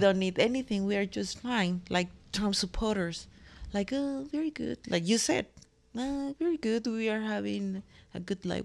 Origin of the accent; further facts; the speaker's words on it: Mexico; moved away; I'm from the land of quesadillas